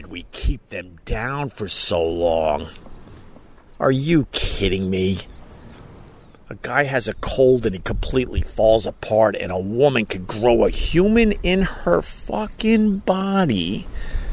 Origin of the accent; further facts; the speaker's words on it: Long Island, New York, United States; when I was growing up on Long Island